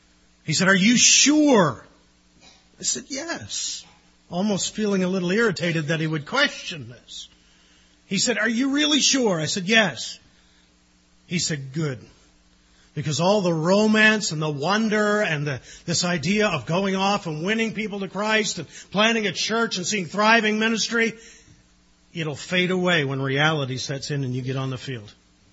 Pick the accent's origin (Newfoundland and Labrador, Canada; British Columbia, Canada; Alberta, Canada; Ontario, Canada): Newfoundland and Labrador, Canada; I love Newfoundland. My roots are there. I'm Newfoundlander by heart, even partly by birth.